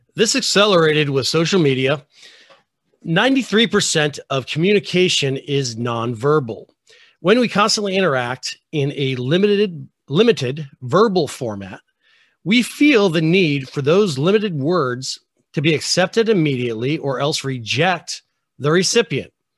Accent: United States

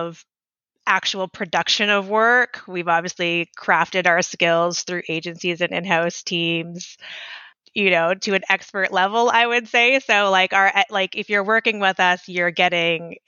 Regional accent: Toronto, Ontario, Canada; moved away as an adult; now in Ottawa, Canada; I'm from Toronto area

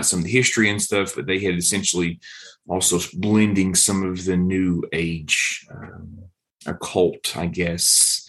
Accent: Appalachia, United States; I grew up in Appalachia and consider myself Appalachian

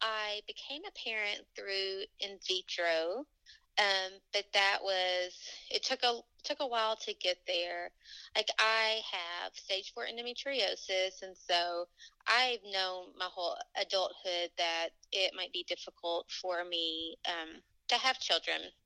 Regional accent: Tennessee, United States; accent: Southern; now in Louisville, United States; I am from Tennessee, but I currently live in Louisville, Kentucky.

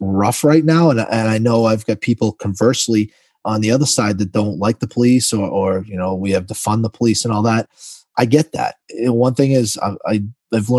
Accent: Lawrence, Massachusetts, United States; I'm born and raised in Massachusetts

